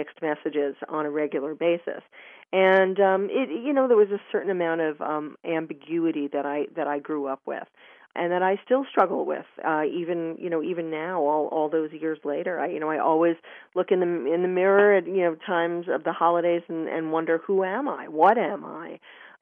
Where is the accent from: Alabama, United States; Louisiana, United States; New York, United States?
New York, United States; New York City; I grew up in the late 1960s and early 70s in New York